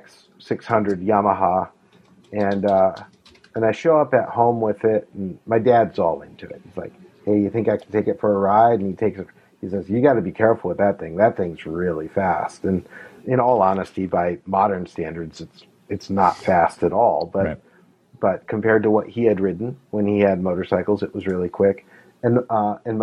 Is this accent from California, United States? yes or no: no; La Crosse, Wisconsin, United States; also born or lived in Utah; now in Minnesota, United States; I grew up in La Crosse, Wisconsin, near Milwaukee